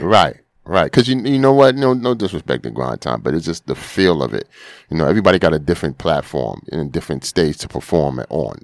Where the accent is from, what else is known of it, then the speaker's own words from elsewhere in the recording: New York City, New York, United States; most of my life I spend on, uh, Finley Ave.